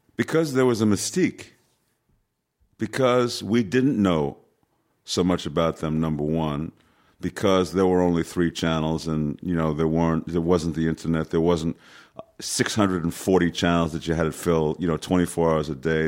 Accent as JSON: {"language": "English", "town": "New York City", "region": "New York", "country": "United States", "tie": "born or raised there", "said": "I was born in New York City, so, you know, I, I, I was able to walk in twenty-five minutes from my house, Yankee Stadium."}